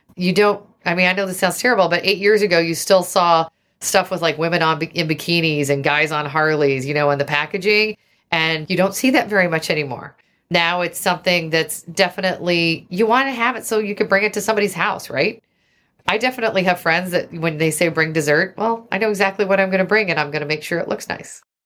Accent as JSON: {"language": "English", "region": "Oregon", "country": "United States", "tie": "born or raised there", "also_born_or_lived": "Seattle", "said": "I grew up in Oregon"}